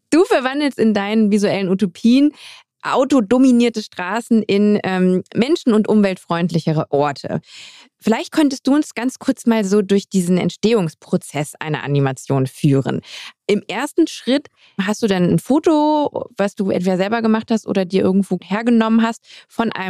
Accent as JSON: {"language": "German", "region": "Hamburg", "country": "Germany", "said": "bin Hamburger"}